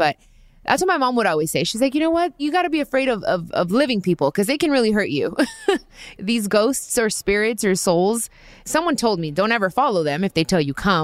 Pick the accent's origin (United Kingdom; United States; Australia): United States; Long Beach, California; I'm from Long Beach